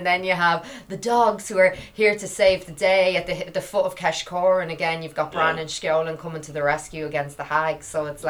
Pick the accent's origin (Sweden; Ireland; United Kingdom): Ireland; as Irish people